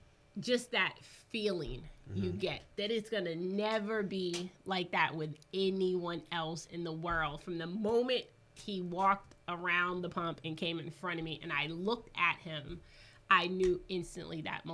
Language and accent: English; Boston, Massachusetts, United States; now in North Carolina, United States; Well, we are originally from Boston.